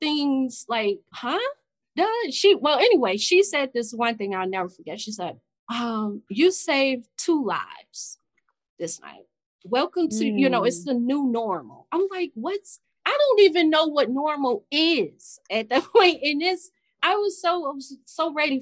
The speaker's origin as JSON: {"language": "English", "town": "Chicago", "region": "Illinois", "country": "United States", "said": "I'm from Chicago. The West Side"}